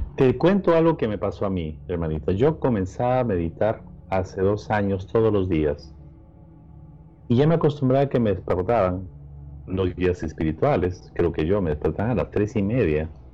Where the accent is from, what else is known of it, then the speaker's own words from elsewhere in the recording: Peru; now in Los Angeles, United States; soy de Perú